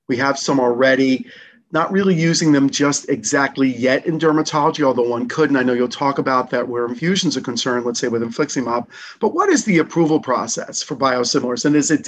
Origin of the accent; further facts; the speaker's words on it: New York City, New York, United States; I'm from Brooklyn as well, too